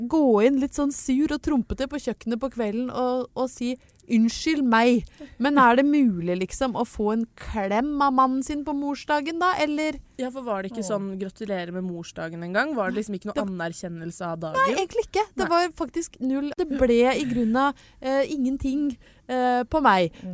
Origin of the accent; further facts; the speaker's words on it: Lillehammer, Innlandet, Norway; Men det blei litt sånn sende med søstera mi en maskara hjem til eh, Lillehammer